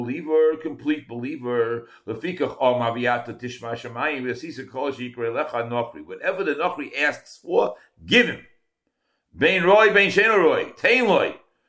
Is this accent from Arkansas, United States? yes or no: no; Chicago, Illinois, United States; I said, I'm from Chicago.